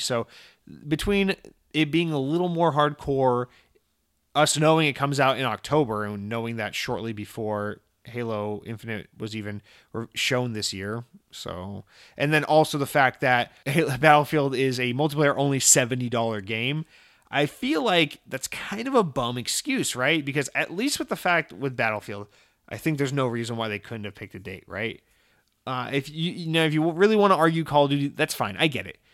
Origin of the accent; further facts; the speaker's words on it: Atlanta, Georgia, United States; also born or lived in Massachusetts / New York; now in Central Florida, United States; growing up in Georgia, like, in Atlanta and around Atlanta